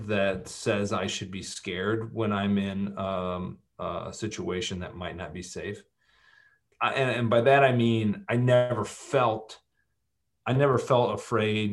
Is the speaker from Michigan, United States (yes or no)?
yes; Michigan, United States; moved away as an adult; also born or lived in Los Angeles; I grew up in Michigan went out